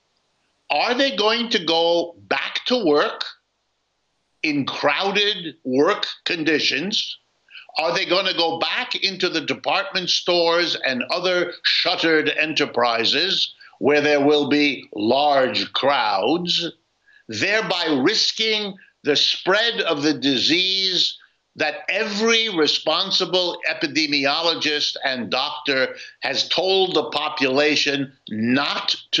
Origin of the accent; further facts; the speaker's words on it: United States; as an American